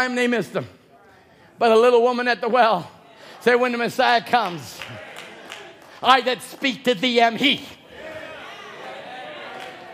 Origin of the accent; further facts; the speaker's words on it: Chilliwack, British Columbia, Canada; now in Cloverdale, Canada; I was a bumpkin from Chilliwack. And then I became a bumpkin from Cloverdale